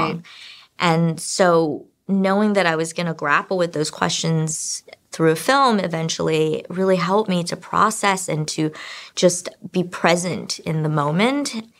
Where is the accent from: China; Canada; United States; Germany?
China; I'm also from China